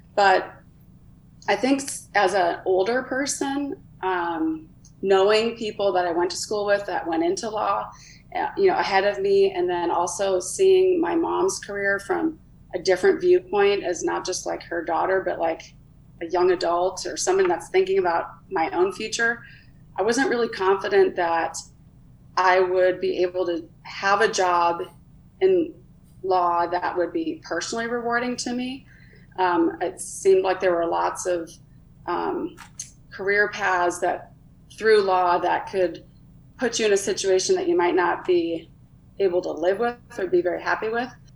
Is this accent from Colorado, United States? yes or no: no; Minnesota, United States; I grew up in Minnesota.